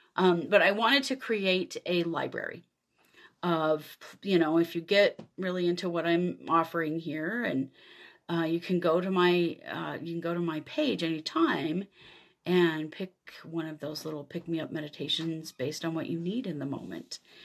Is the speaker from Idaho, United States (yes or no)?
yes; Idaho, United States; I grew up in Idaho in the U S